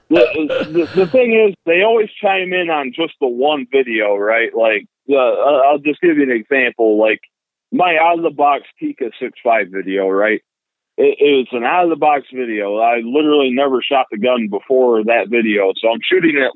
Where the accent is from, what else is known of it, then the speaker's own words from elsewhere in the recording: rural New York, United States; basically lived out in rural New York, you know, all my life